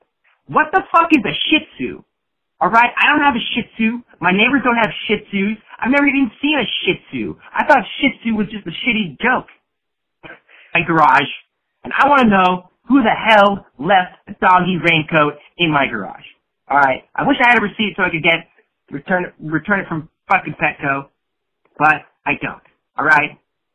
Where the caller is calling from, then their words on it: Santa Barbara, California, United States; from Santa Barbara